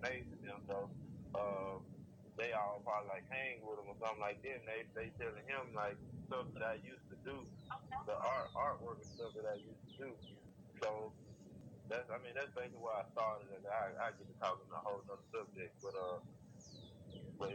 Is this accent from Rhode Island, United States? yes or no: no; Clarksdale, Mississippi, United States; moved away; also born or lived in Memphis; Where I'm from, a small town, I'm from Clarksdale, Mississippi